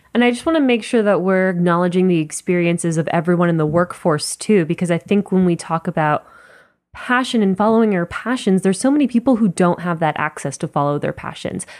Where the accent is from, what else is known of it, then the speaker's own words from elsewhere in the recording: Miami, Florida, United States; moved away; when I go home to Miami, which is where I'm from